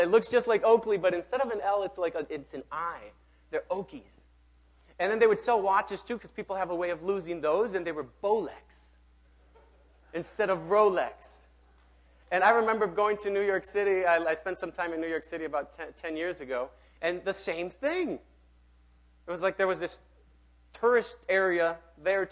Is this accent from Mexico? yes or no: yes; Mexico; now in Minneapolis, United States; I grew up in Mexico